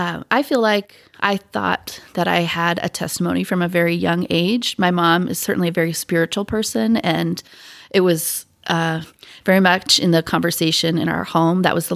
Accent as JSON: {"language": "English", "region": "Pacific Northwest", "country": "United States", "tie": "born or raised there", "said": "I grew up in the Pacific Northwest where there were some members, not a ton. I mean, there were probably, I don't know, 30 members of the church in my high school."}